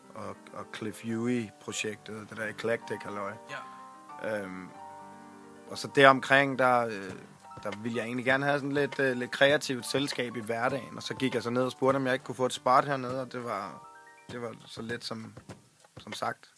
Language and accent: Danish; Svendborg, Southern Denmark, Denmark; jeg er fra Svendborg.